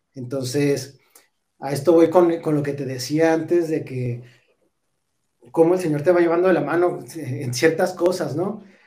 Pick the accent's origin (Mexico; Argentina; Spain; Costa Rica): Mexico; Parral, Chihuahua; moved away; also born or lived in Cuauhtémoc, Chihuahua; nacimos en, en Parral